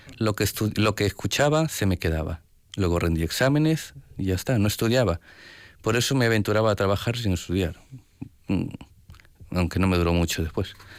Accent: Peru; moved away; vengo de Perú.

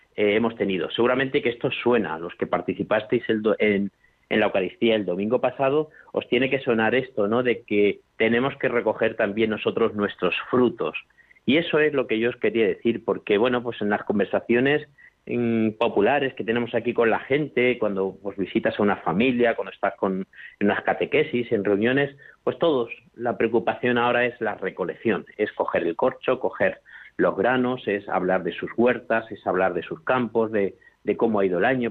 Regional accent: La Mancha, Spain; moved away; also born or lived in Extremadura; en mi pueblo, por ejemplo, de La Mancha, donde yo soy, pues me acuerdo que cuando yo era más joven y vivía por allí

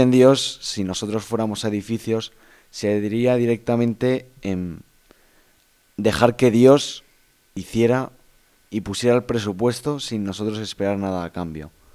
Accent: Valencia, Valencian Community, Spain; Yo soy de Valencia

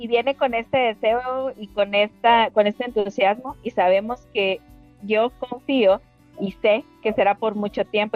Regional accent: Guatemala; fuimos las dos primeras que llegamos de Guatemala

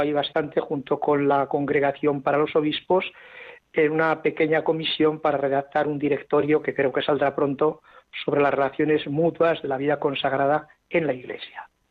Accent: Ágreda, Castile and León, Spain; also born or lived in Santander; now in Zaragoza, Spain; nací en Ágreda, Soria, junto al Moncayo azul y blanco

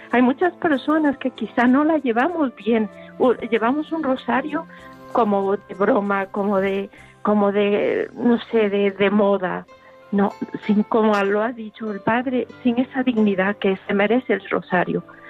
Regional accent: Ecuador; now in Spain; Yo soy ecuatoriana

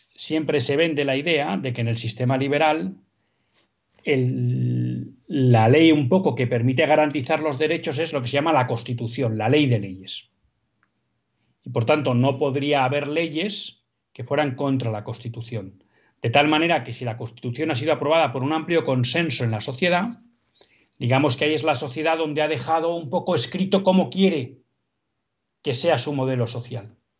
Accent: Basque Country, Spain; Vascongadas, que saben que es mi tierra.

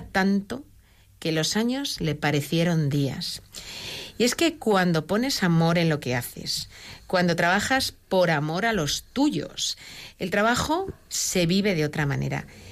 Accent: Madrid, Community of Madrid, Spain; also born or lived in Barcelona area; yo soy madrileña, y viví un tiempo en Barcelona

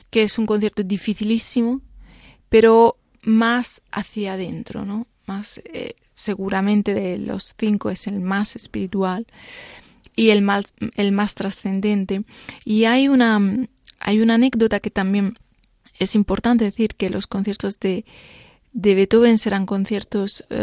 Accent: Spain; Sí, yo soy española.

